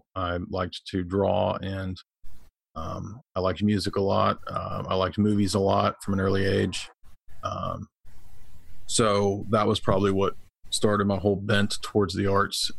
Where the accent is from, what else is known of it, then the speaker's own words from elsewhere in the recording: Tennessee, United States; I come from Tennessee, so I guess... playing outside, nature, streams, the lake, those kind of things would be formative for me as a child